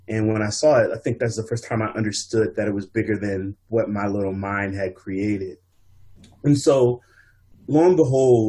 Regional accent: Montgomery County, Maryland, United States; also born or lived in Philadelphia; I grew up in Maryland, Montgomery County, but I also spent my summers back home in Philadelphia

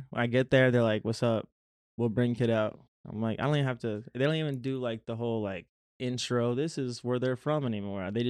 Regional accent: Florida, United States; What the fuck you mean? I'm from Florida. Goddamn man. I could swim.

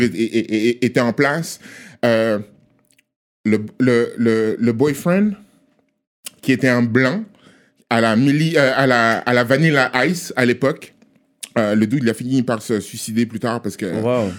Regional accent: Togo; now in Montreal, Canada; On est à Montréal, je suis togolais

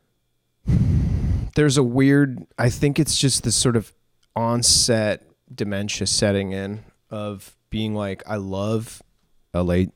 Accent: New England, United States; now in Los Angeles, United States; I grew up in New England

